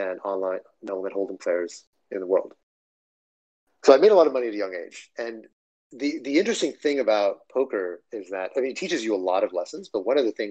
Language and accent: English; Dripping Springs, Texas, United States; I grew up in Texas, in a small town. Most of my upbringing was in a small town called Dripping Springs